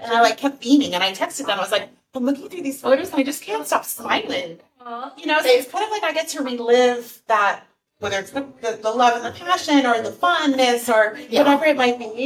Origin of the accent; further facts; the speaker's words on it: Los Angeles, California, United States; moved away as an adult; now in Huntington Beach, United States; I was in the Valley. I'm born and raised in Encino.